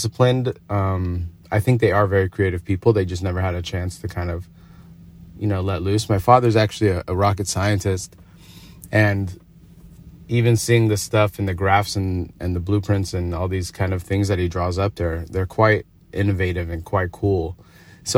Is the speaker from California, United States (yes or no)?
yes; Agoura Hills, California, United States; also born or lived in North Hollywood, Los Angeles; I was born in North Hollywood, and then after like third grade, probably like the second part of elementary school, my parents moved up to Agoura Hills, which is a little past Calabasas.